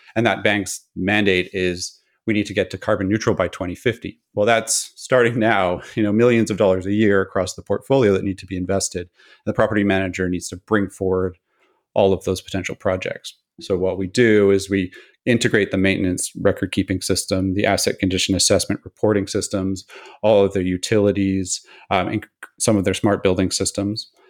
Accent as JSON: {"language": "English", "area": "Pacific Northwest of Canada", "region": "British Columbia", "country": "Canada", "tie": "born or raised there", "said": "I grew up in the Pacific Northwest of Canada"}